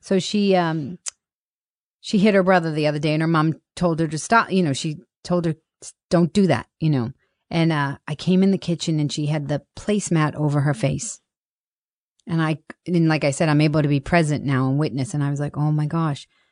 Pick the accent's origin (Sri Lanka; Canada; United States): United States; Boston, Massachusetts; I grew up in Boston